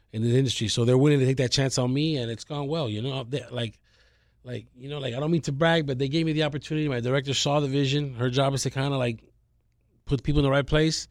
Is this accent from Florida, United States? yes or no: yes; Miami, Florida, United States; also born or lived in Kendall, Miami; I'm from Westchester, born and raised there